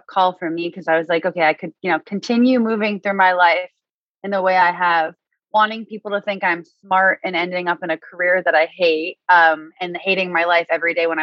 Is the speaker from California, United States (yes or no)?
no; Massachusetts, United States; moved away as an adult; also born or lived in Nashville / San Francisco / New York; now in Los Angeles, United States; I'm originally from Massachusetts